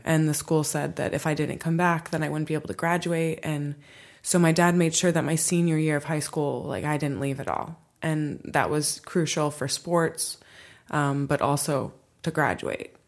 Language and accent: English; Michigan, United States; also born or lived in Hawaii; now in Los Angeles, United States; Michigan. I'm from